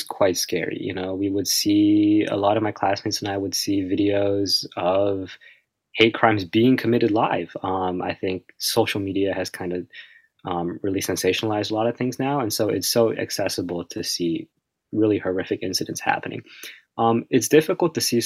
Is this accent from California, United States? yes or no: no; West Windsor, New Jersey, United States; growing up in New Jersey, I went to a school district that had a very high Asian population, West Windsor, New Jersey.